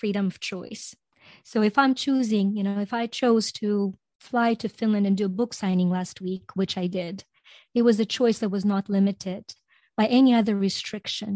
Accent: Ukraine; English is a second language; also born or lived in Greece; now in United States; growing up in Ukraine

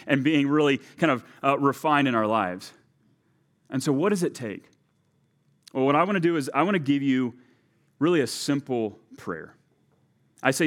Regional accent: Texas, United States; now in Delano, United States; my home country of Texas

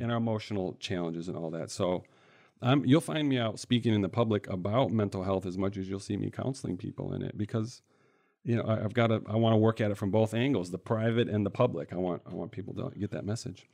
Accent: central Michigan, United States; I grew up in the Midwest here in Michigan, in central Michigan, a couple different cities

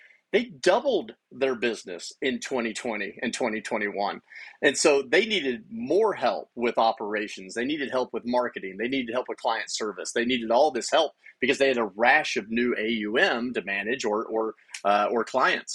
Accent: United States; moved away; also born or lived in Stillwater, Oklahoma / Abilene, Texas / Phoenix, Arizona; I grew up in small towns. I grew up in Stillwater, Oklahoma, and Abilene, Texas

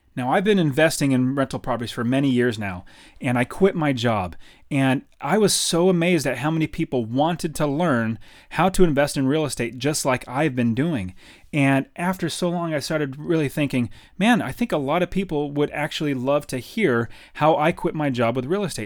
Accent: Fresno, California, United States; moved away as an adult; now in Phoenix, United States; I grew up in Fresno, California.

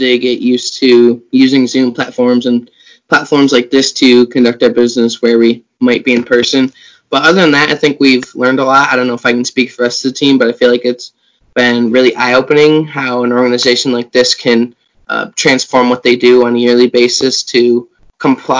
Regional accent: central New York, United States; I'm from the Stockbridge Valley FA chapter, pretty much in the dead center of New York

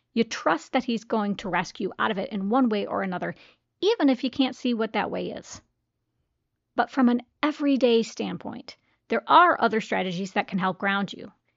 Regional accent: United States; As an American

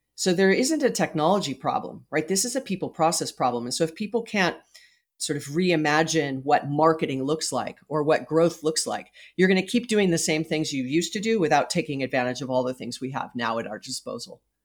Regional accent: Hawaii, United States; moved away as an adult; I was born and raised in Hawaii.

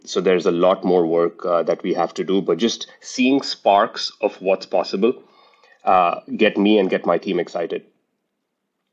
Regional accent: India; moved away as an adult; now in United States; I was born in India, raised in India, lived in the United States for now 50% of my life

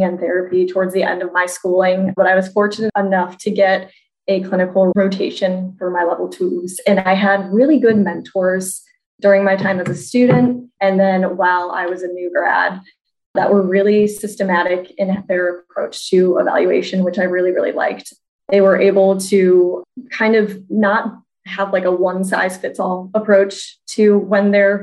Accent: St. Louis, Missouri, United States; I'm from St. Louis, Missouri

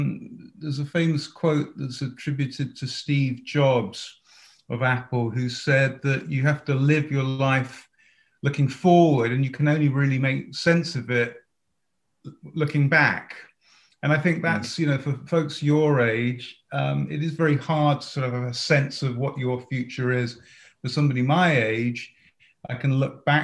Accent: Watford, East of England, United Kingdom; moved away as an adult; also born or lived in Manchester; now in United States; I grew up in just outside of London, Watford, if people know that part of the world

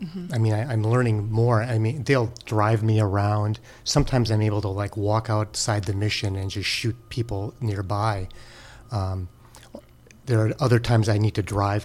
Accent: Green Bay, Wisconsin, United States; moved away as an adult; also born or lived in Rochester, New York / Los Angeles / San Francisco; I grew up there

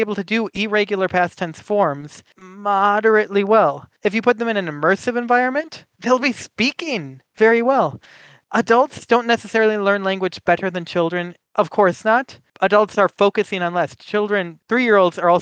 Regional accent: Midwestern United States, United States; first language English; I was born and raised in the Midwestern United States.

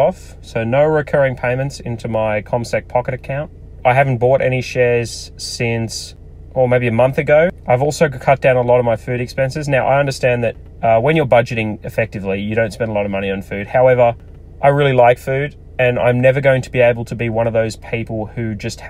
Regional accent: Australia; I'm Australian

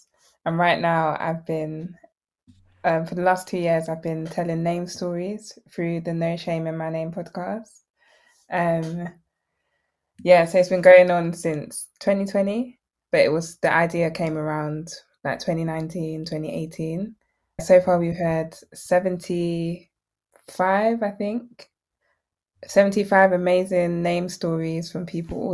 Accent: England, United Kingdom; I'm Nigerian, was born in England, but my heritage is Nigerian

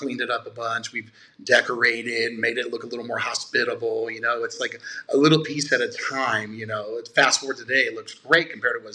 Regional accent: Nevada, United States; born and raised in Nevada.

